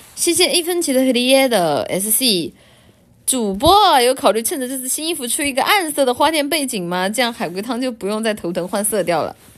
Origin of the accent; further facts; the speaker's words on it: China; 我们中国人不过阳节